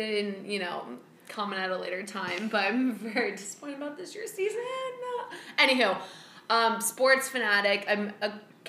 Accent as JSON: {"language": "English", "town": "Chicago", "region": "Illinois", "country": "United States", "also_born_or_lived": "North Carolina", "said": "I am from Chicago. And yeah, I've been living here ever since I've graduated from college."}